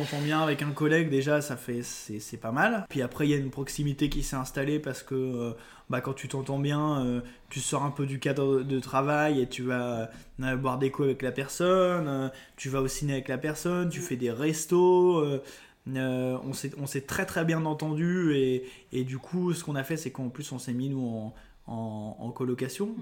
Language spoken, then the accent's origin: French; Lyon, Auvergne-Rhône-Alpes, France; moved away; je suis de Lyon au départ. Je suis un Lyonnais.